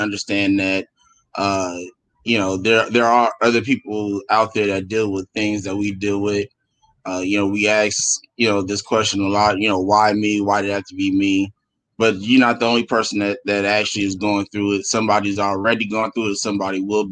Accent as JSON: {"language": "English", "town": "Los Angeles", "region": "California", "country": "United States", "said": "I'm from Los Angeles, California"}